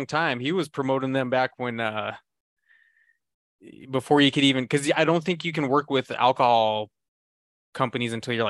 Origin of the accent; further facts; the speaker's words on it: Idaho, United States; for me growing up in Idaho